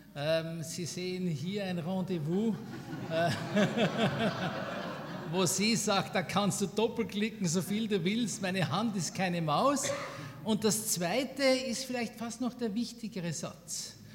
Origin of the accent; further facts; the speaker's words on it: Switzerland; bei uns in der Schweiz